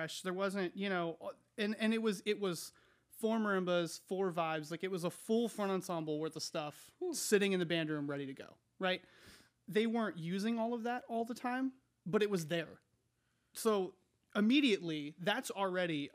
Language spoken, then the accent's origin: English; Williamsport, Pennsylvania, United States; moved away as an adult; also born or lived in Fairfax County, Virginia; I'm from Williamsport. It was one high school fed by one pyramid.